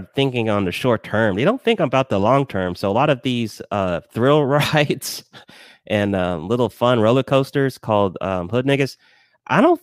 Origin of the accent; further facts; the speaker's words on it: Lawrenceville, Georgia, United States; also born or lived in Decatur, Georgia; Yeah, I'm from Georgia, raised in Georgia. I was in Decatur for like a few years, and then I moved to Lawrenceville.